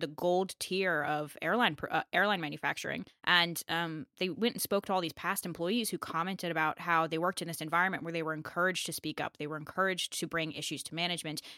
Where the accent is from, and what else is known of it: United States